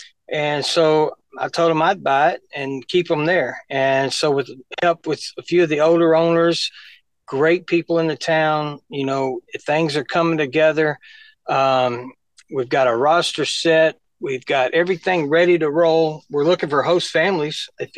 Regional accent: Cairoville, Tennessee, United States; also born or lived in Jackson, Tennessee; now in Martin, United States; I'm originally from Cairoville, Tennessee, where I went to high school.

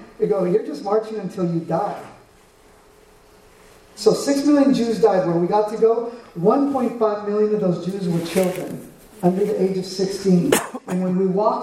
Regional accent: United States; I'm from America, but my dad is from Mexico

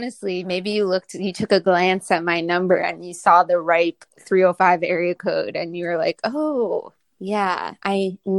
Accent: Miami, Florida, United States; Well, so I was born on Miami Beach, and that's where like my mom is from, and like two of my grandparents lived there, and then my dad lived in South Miami and my other grandparents lived in Coconut Grove.

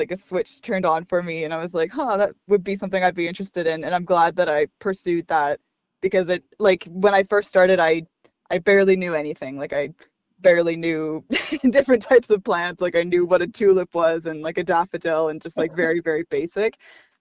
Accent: Victoria, British Columbia, Canada; being born and raised in Victoria

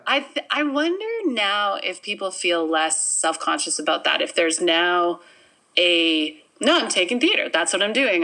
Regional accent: Winnipeg, Manitoba, Canada; also born or lived in Minnedosa, Manitoba; I was born in Minnedosa, Manitoba

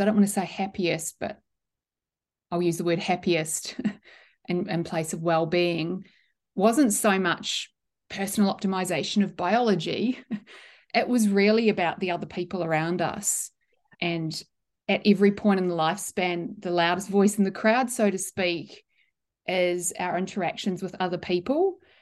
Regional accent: New Zealand; the original Scottish pronunciation that I grew up with in New Zealand was Mackay

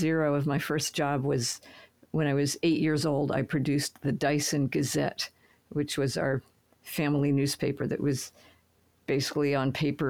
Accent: New York, United States; I'm a New Yorker, so I don't drive a car.

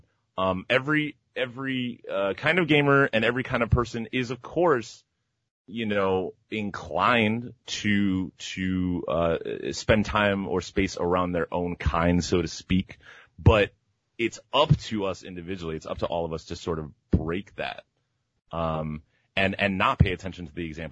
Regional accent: Miami, Florida, United States; moved away; I'm from Miami originally, Miami, Florida

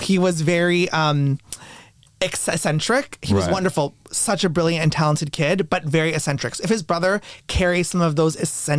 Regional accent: Canada; No, I am Canadian. I'm not sure how that works. I'm Canadian.

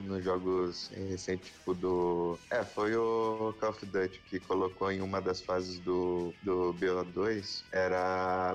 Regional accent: Curitiba, Paraná, Brazil; eu sou de Curitiba, eu sou estudante

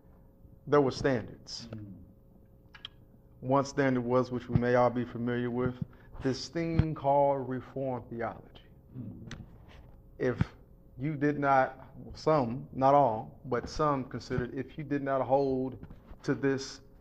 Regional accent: Lexington, Kentucky, United States; grew up in Lexington, Kentucky

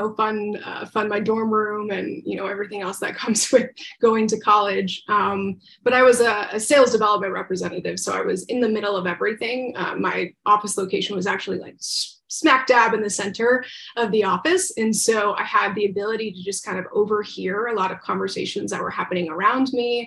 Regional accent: Central Florida, United States; also born or lived in Tampa Bay, Florida; I grew up in Central Florida

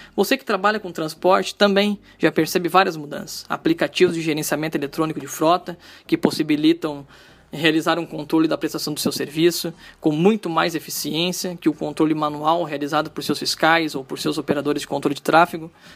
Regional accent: Gravataí, Rio Grande do Sul, Brazil; eu sou de Gravataí, uma cidade que fica localizada aqui na região metropolitana do Rio Grande do Sul

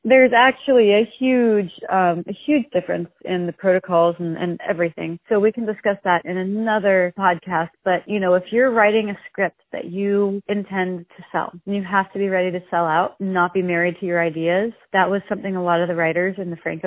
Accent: South Florida, United States; moved away; we're all from South Florida

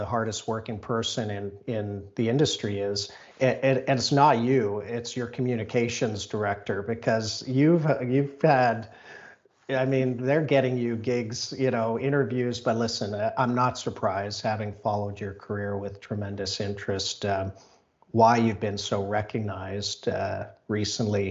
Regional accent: South Africa; moved away; I'm from South Africa originally

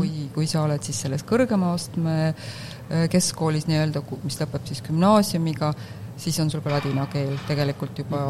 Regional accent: Estonia; now in Netherlands; mina kui eestlane

